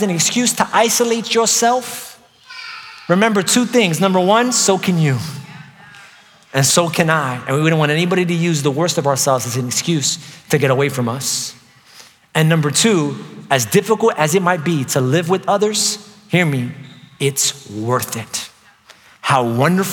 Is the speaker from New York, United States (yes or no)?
yes; New York, United States; moved away; I was from New York